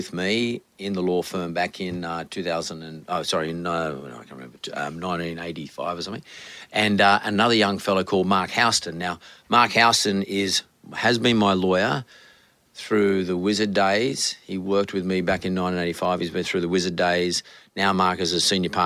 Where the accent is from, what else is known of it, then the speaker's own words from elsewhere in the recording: Sydney, New South Wales, Australia; I was born and bred in Punch Bowl